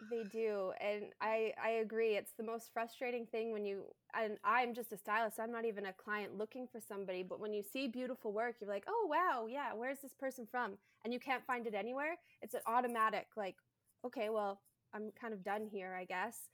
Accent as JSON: {"language": "English", "country": "Canada", "said": "I am a Canadian bridal hairstylist"}